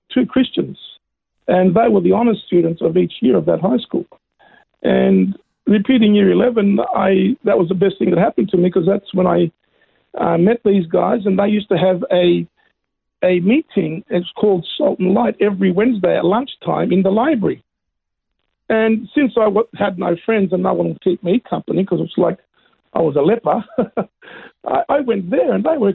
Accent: Melbourne, Victoria, Australia; also born or lived in Greece / Yarrawonga; I grew up in Melbourne.

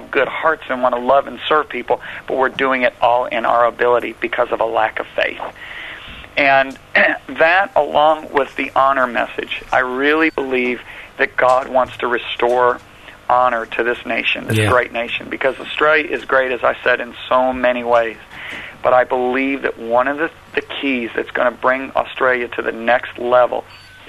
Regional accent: United States; accent: American; my nice American accent

